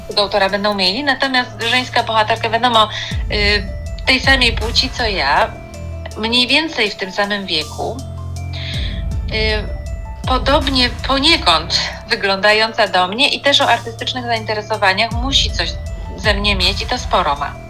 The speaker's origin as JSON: {"language": "Polish", "town": "Kraków", "region": "Lesser Poland", "country": "Poland", "tie": "born or raised there", "said": "wychowałam się, dorastałam od pierwszych dni życia y, na Placu Mariackim w Krakowie"}